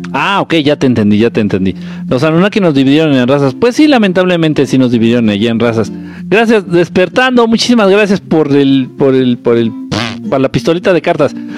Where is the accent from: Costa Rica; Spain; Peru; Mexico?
Mexico; Mexico City; Soy chilango y aprendí a bailar en Tepito